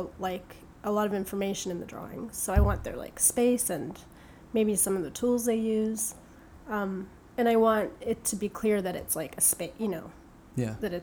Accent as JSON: {"language": "English", "town": "Tampa", "region": "Florida", "country": "United States", "tie": "born or raised there", "also_born_or_lived": "England", "moved": "yes", "lives_now": "Brooklyn, United States", "said": "I was really young when I moved to Tampa"}